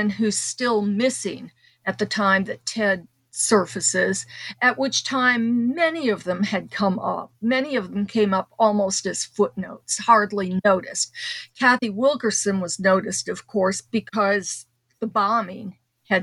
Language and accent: English; northern Indiana, United States; also born or lived in Chicago, Illinois; I was born in Chicago on the South Side. And when I was five, we moved across the state line to northern Indiana